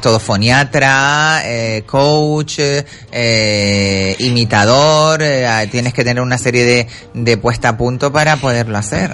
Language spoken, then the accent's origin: Spanish; Canary Islands, Spain; accent: Canarian; moved away; Todos los canarios ¿eh? llevamos un cubano dentro. Entonces, eh, nuestro, nuestro acento es muy diferente al, al peninsular